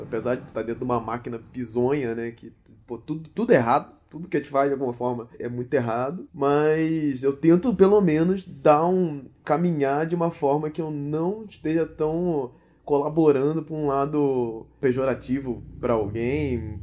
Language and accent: Portuguese; Rio de Janeiro, Brazil; nasci no Rio de Janeiro